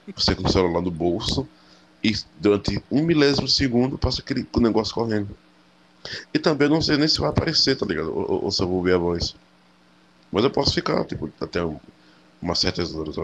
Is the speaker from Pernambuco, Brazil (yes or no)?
yes; interior of Pernambuco, Brazil; E eu voltei a morar no interior de Pernambuco, na minha cidade natal